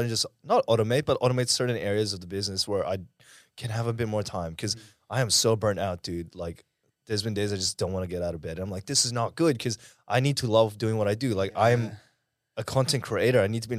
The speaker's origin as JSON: {"language": "English", "region": "Dubai", "country": "United Arab Emirates", "tie": "born or raised there", "lives_now": "Australia", "said": "Well, so I grew up in the Middle East. I actually grew up in Dubai. I was there for about 7-8 years."}